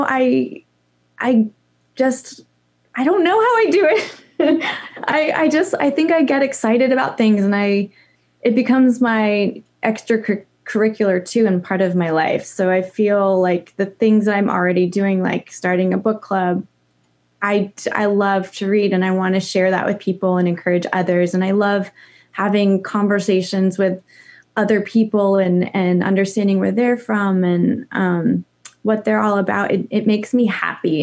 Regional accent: Idaho, United States; moved away as an adult; also born or lived in California / Montana / New York City; we moved from California to Montana and then Idaho because my dad was a ski bum and loved being outside. And so we grew up in the mountains

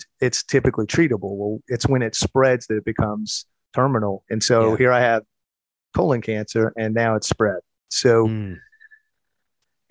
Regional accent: Metairie, Louisiana, United States; accent: New Orleans; also born or lived in Baton Rouge / Monroe / Lake Charles; I was born in Baton Rouge, moved here to Metairie when I was 2 years old and grew up here

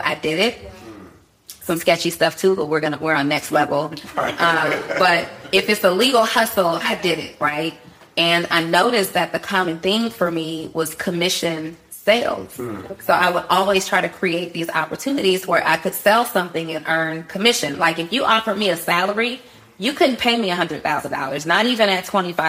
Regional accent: College Park, Georgia, United States; also born or lived in New Orleans, Louisiana; born in New Orleans, moved to Atlanta as a small child with my mom. High school, I was raised in Atlanta

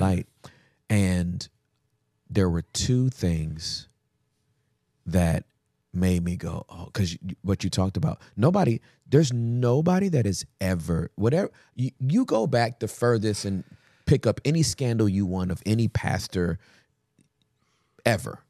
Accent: United States; we're American.

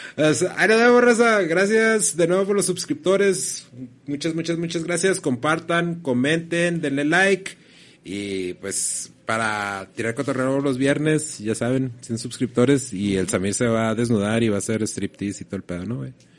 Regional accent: Mexico; como mexicanos

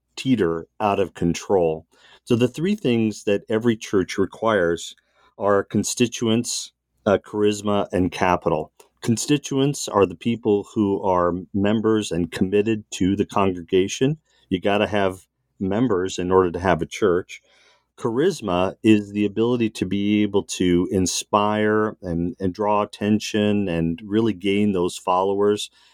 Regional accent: Southern California, United States; also born or lived in Massachusetts; from Massachusetts, soon moved to Southern California. So I grew up in a suburban white enclave

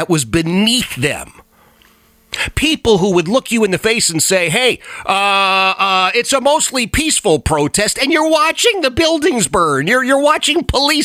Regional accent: Virginia, United States; my home state of Virginia

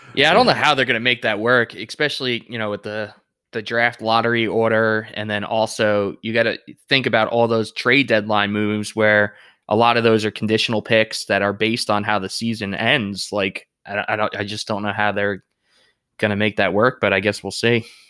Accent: Deer Park, New York, United States; moved away as an adult; now in Charlotte, United States; I grew up in Deer Park, and all my friends, their dads and, and moms also grew up in Deer Park.

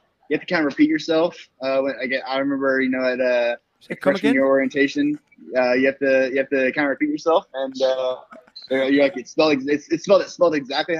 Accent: Cumming, Georgia, United States; and I'm from Cumming.

